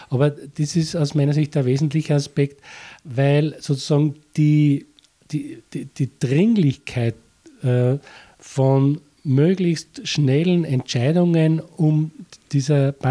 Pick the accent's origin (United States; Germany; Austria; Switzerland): Austria; es ist vor allem das, was man bei uns in Österreich ganz äh, drastisch miterlebt hat